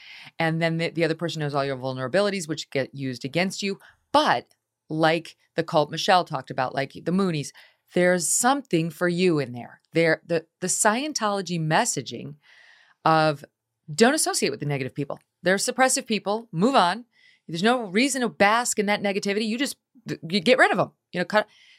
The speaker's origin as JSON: {"language": "English", "town": "Albany", "region": "New York", "country": "United States", "tie": "born or raised there", "said": "which is from my hometown, Albany, New York."}